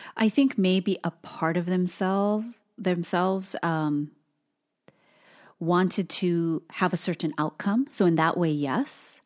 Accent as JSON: {"language": "English", "region": "Hawaii", "country": "United States", "tie": "born or raised there", "said": "we have many generations of our family, um, being born and raised on the islands"}